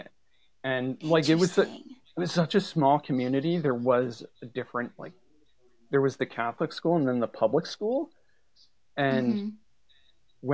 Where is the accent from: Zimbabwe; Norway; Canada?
Canada; I grew up in a really small community